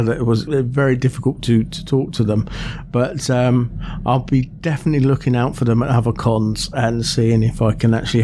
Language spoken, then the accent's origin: English; Aylesbury, South East England, United Kingdom; Park Life Weekend, that takes place at Vale Park in my hometown of Aylesbury in Buckinghamshire